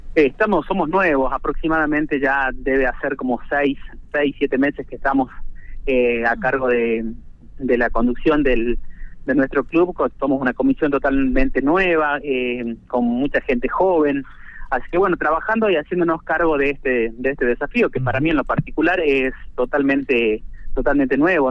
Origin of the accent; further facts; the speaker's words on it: Colpes, Catamarca, Argentina; soy de Colpes